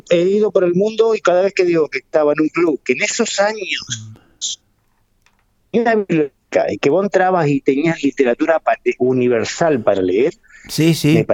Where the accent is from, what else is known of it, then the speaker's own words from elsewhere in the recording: Argentina; moved away; yo me fui de Argentina cuando estaba Alfonsín y miro a Alfonsín, y no soy mexicano, ojo, no lo he sido jamás.